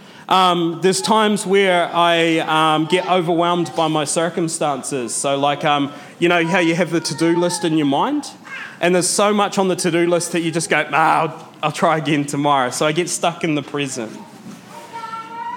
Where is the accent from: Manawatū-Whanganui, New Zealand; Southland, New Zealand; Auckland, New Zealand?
Southland, New Zealand; Mataura; moved away; I grew up in Matara, which is like a wee town. Like, it's a small town, about 50% unemployment.